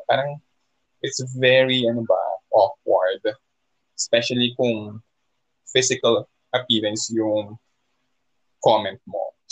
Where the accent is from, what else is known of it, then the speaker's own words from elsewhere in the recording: Philippines; sa atin mismo bilang Pilipino